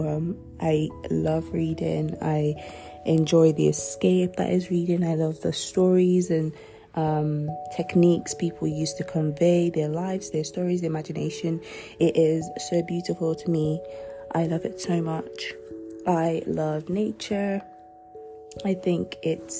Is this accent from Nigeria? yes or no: yes; Nigeria; first language Yoruba; I'm also Nigerian, so I consume a lot of that. I still speak my mother tongue, Yoruba